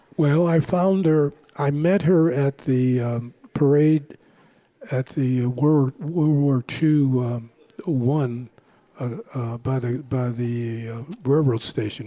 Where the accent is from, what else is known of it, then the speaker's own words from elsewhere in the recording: Los Angeles, California, United States; also born or lived in Langston, Oklahoma; I'm from Los Angeles